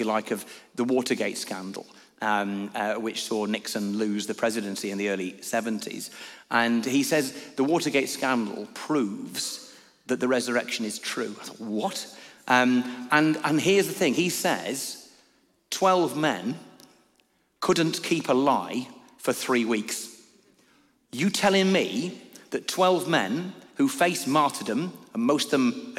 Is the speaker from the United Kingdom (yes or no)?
yes; Lancashire, North West England, United Kingdom; moved away as an adult; also born or lived in Newcastle